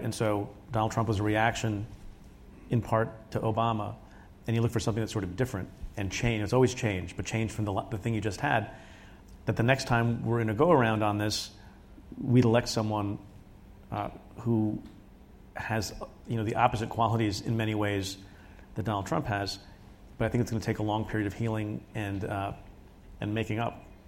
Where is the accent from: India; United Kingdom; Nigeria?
India; now in United States; I was born in India